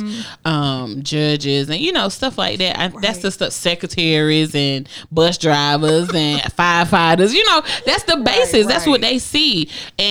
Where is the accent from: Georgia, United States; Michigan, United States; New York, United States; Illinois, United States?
Georgia, United States; Augusta